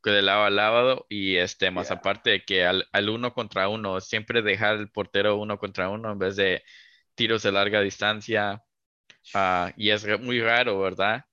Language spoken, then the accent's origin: Spanish; Mexico; como mexicano